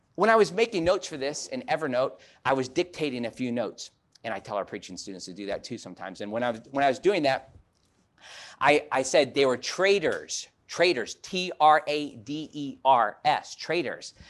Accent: Chicago, Illinois, United States; moved away; growing up in Chicago

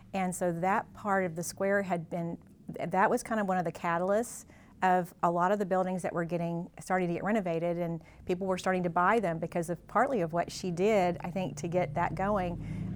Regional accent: Mountain Grove, Missouri, United States; moved away as an adult; I grew up in Mountain Grove and graduated from here

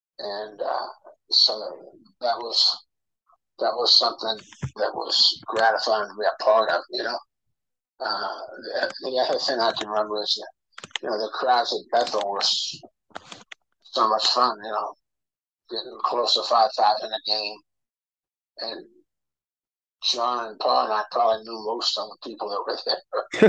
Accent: Brazil; For me, a kid growing up in Brazil, I mean, my God, the connection with Brazil, small little town with really no soccer club, but plenty of soccer clubs in the area, is amazing.

